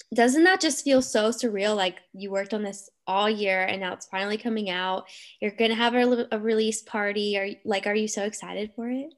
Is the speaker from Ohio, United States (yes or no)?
yes; Cincinnati, Ohio, United States; moved away; I'm from Cincinnati